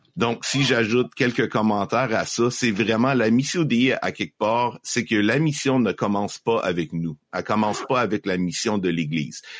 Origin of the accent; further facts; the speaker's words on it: Estrie, Quebec, Canada; j'ai grandi en Estrie, au Québec